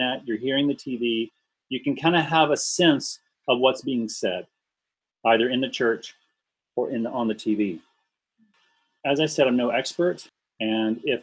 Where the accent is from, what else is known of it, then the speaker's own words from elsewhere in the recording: Memphis, Tennessee, United States; moved away as an adult; also born or lived in Columbia, Tennessee; now in Canada; I grew up in Memphis. It's a very segregated city.